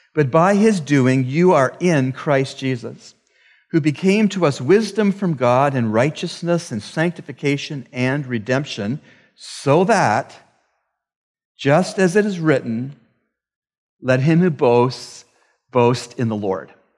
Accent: Canada; I am from Canada, the land of lakes and forests.

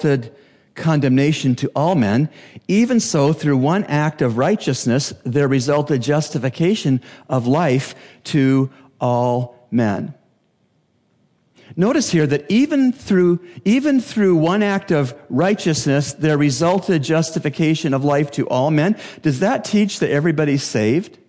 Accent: Canada; now in Bahamas; As a Canadian

